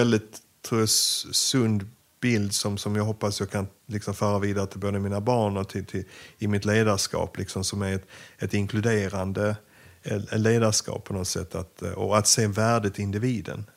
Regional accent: Sweden; also born or lived in Ukraine; mitt första chefsjobb hemma i Sverige

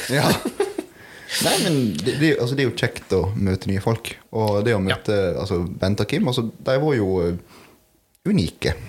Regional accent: Norway; der jeg kommer ifra

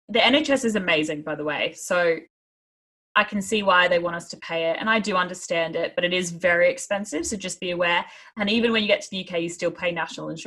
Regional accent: Australia; moved away as an adult; now in United Kingdom; being an Australian

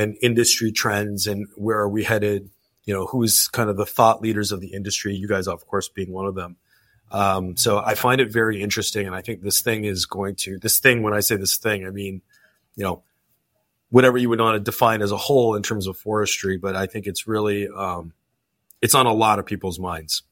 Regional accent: Canada; I'm Canadian.

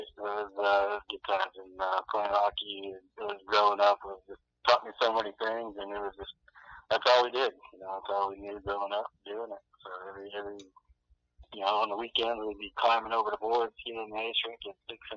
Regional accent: Erlanger, Kentucky, United States; also born or lived in Toledo, Ohio / Ohio University; we grew up in Erlanger, Kentucky, so it's a beautiful spot down there. It's about 10 minutes south of Cincinnati

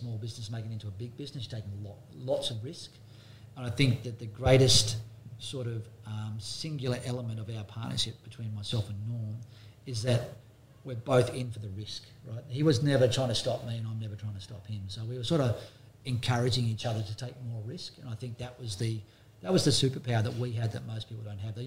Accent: Byron Bay, New South Wales, Australia; growing up in Byron Bay in this area

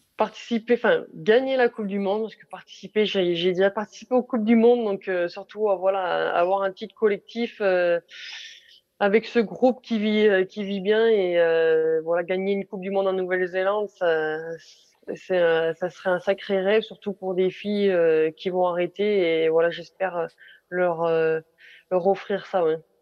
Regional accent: France; nous en tant que Français

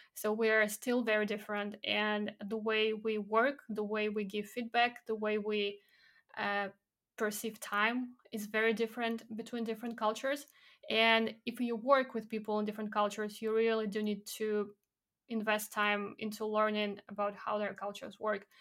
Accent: Belarus; moved away as an adult; also born or lived in Poland; now in United Kingdom; my background, growing up in Belarus

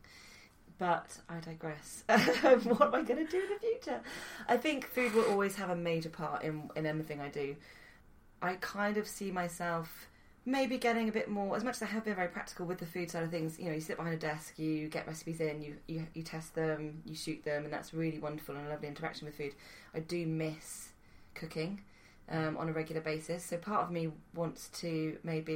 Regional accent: Malvern, West Midlands, United Kingdom; the first job I ever had was in a Sri Lankan restaurant in my hometown of Malvern

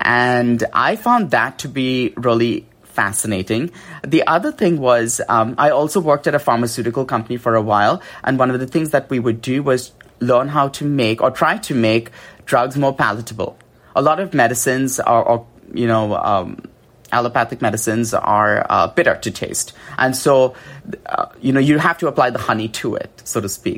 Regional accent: India; moved away; I grew up in India

